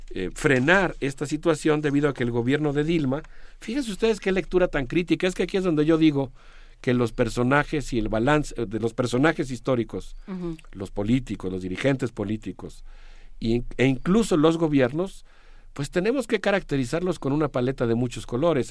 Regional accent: Mexico; México y nuestra universidad

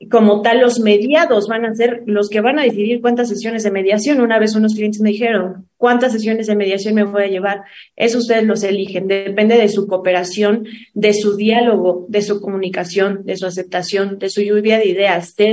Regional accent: Mexico; que nos caracteriza, que somos los mexicanos

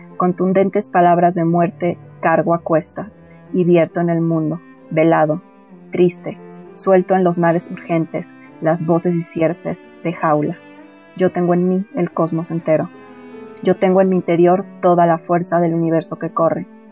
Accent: Mexico City, Mexico; Mi familia originalmente somos de Mazatlán. Yo soy la primera persona que nació aquí en la Ciudad de México.

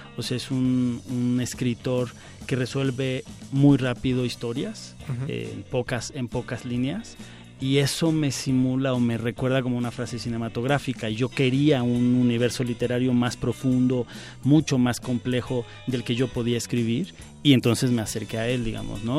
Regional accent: Mexico

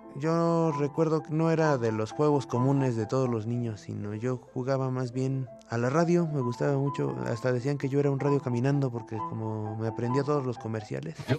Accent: Mexico City, Mexico; Nací en el Distrito Federal en el año de 1988

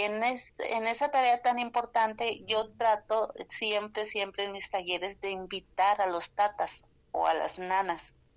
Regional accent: Sonora, Mexico; Spanish is a second language; vengo de Sonora

